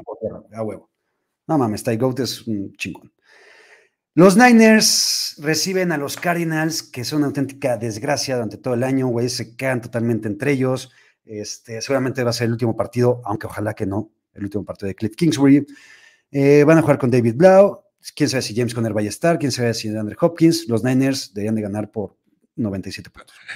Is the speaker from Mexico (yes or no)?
yes; Mexico; cómo somos los mexicanos